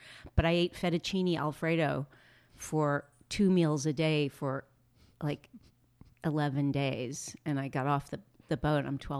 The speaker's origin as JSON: {"language": "English", "town": "Los Angeles", "region": "California", "country": "United States", "tie": "born or raised there", "said": "I grew up in West"}